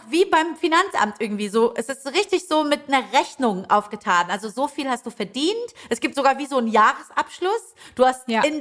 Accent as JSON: {"language": "German", "town": "Leipzig", "region": "Saxony", "country": "Germany", "tie": "born or raised there"}